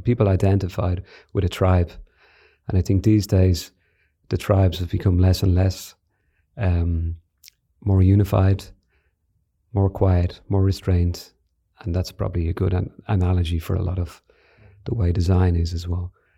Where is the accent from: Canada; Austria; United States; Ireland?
Ireland; Declan and I grew up in Ireland in the seventies and eighties